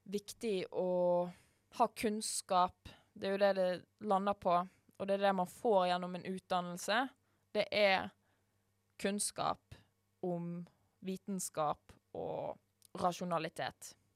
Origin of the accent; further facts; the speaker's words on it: Norway; vi som nordmenn